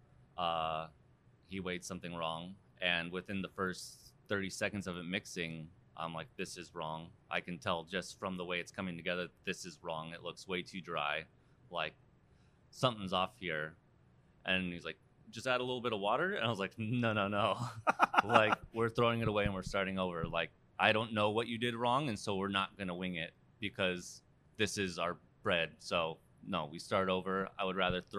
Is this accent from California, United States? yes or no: yes; Seal Beach, California, United States; moved away as an adult; also born or lived in San Francisco, California; I'm from Seal Beach, California, Orange County. Grew up there, went to high school there